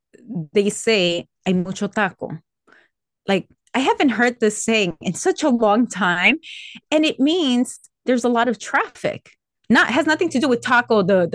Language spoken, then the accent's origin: English; Colombia; born there; first language Spanish; English is a second language; because I'm most comfortable in English, even though I was born in Colombia, even though my native language is Spanish, even though I speak Spanish with my extended family, I am in a mostly English-speaking environment, right?